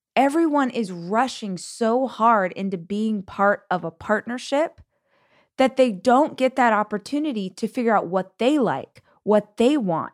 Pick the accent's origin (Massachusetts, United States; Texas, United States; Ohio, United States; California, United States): California, United States; Bakersfield; moved away as an adult; also born or lived in Los Angeles; I did move from my hometown of Bakersfield to Los Angeles, but I lived in the same state for all of those years